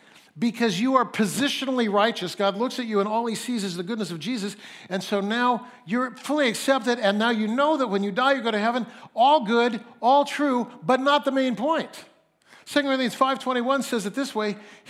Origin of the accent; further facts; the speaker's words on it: Fresno, California, United States; also born or lived in Mount Hermon, California (summers); I'm from Fresno, nobody has a British accent in Fresno